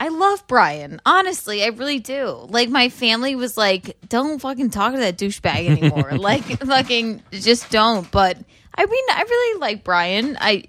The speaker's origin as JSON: {"language": "English", "region": "South Carolina", "country": "United States", "tie": "born or raised there", "also_born_or_lived": "Chicago, Illinois", "moved": "as an adult", "lives_now": "New York City, United States"}